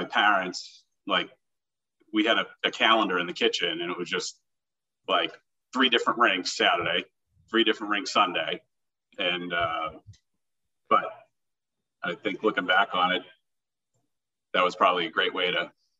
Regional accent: Milton, Massachusetts, United States; A young …, I guess, was just always playing sports

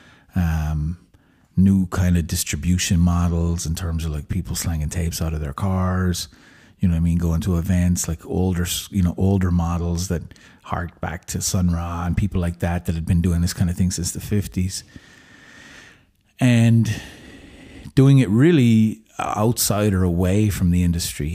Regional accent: Limerick, Munster, Ireland; moved away; also born or lived in San Francisco; I come from Limerick

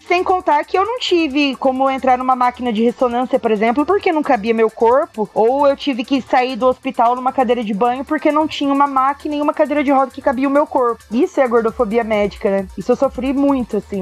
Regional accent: Paraná, Brazil; Eu tenho 32 anos, sou do Paraná

